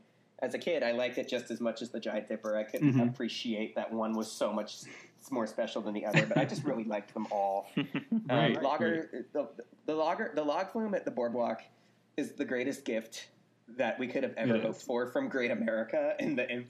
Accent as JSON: {"language": "English", "town": "Scotts Valley", "region": "California", "country": "United States", "tie": "born or raised there", "also_born_or_lived": "Arizona", "said": "had lived in Arizona for a couple of years, actually, in the mid-90s, mm-hmm. and then we ended up back in Scotts Valley in 1997."}